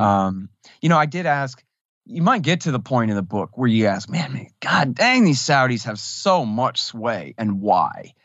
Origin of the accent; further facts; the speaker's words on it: Texas, United States; I'm from Texas